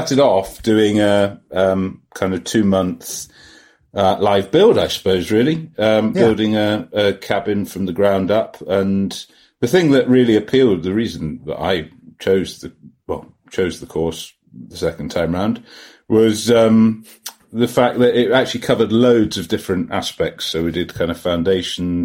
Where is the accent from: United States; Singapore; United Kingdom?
United Kingdom; England; I'm just English